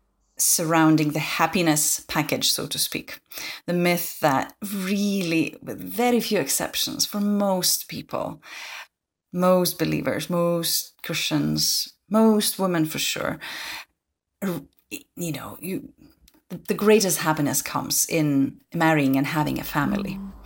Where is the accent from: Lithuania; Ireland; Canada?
Lithuania; English is a second language; now in Scotland, United Kingdom; I'm originally from Lithuania, hence my Lithuanian name. But I have been based in Scotland for the last 6 years.